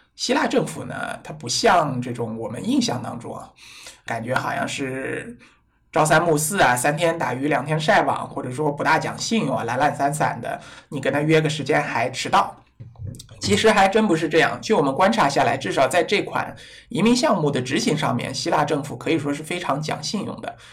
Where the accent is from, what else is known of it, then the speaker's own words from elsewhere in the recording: China; 我们中国人